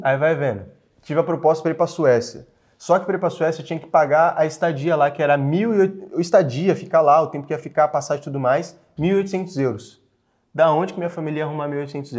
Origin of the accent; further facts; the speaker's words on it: Franco da Rocha, São Paulo, Brazil; eu nasci em Franco da Rocha, lá na periferia mesmo